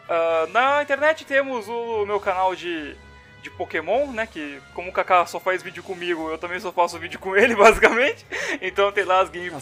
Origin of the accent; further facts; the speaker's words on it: São Paulo, Brazil; sou do estado de São Paulo